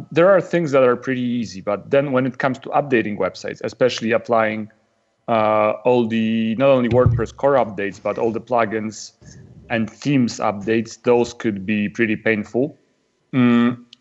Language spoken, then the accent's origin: English; Poland; I'm from Poland, which is a country in Central